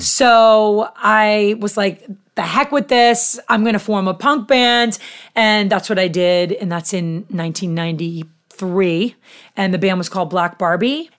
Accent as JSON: {"language": "English", "town": "Haverhill", "region": "Massachusetts", "country": "United States", "tie": "born or raised there", "said": "I was born in Haverhill, Mass"}